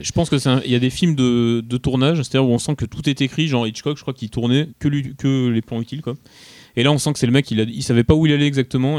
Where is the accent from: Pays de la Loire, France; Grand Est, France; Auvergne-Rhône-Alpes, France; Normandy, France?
Auvergne-Rhône-Alpes, France; Grenoble; je suis de Grenoble